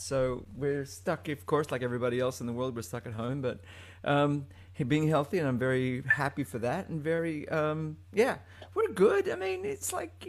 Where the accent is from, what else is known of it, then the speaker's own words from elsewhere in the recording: Sydney, New South Wales, Australia; also born or lived in Manila, Philippines; It was weird growing up in Australia at the time because I've, you know, Australia's a very multicultural place.